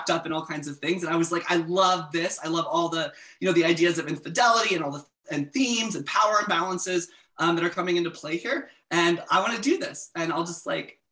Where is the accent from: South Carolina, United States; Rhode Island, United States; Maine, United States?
South Carolina, United States; moved away; I'm originally from South Carolina